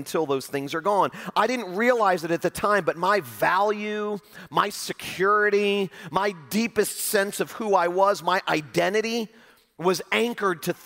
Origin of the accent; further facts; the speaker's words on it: Fort Lauderdale, Florida, United States; I was leading a large, famous church in my hometown of Fort Lauderdale, Florida